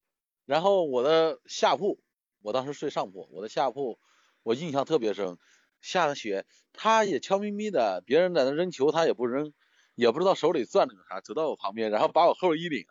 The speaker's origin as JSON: {"language": "Chinese", "region": "Jiangsu", "country": "China", "tie": "born or raised there", "also_born_or_lived": "Siping", "said": "我小的时候在江苏江苏这边也下雪"}